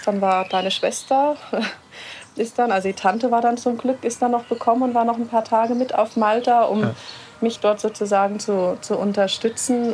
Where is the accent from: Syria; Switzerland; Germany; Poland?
Germany; Hesse; moved away as an adult; now in Regensburg, Germany; Ich komme eigentlich aus Hessen und bin dann eben vor acht Jahren nach Regensburg gekommen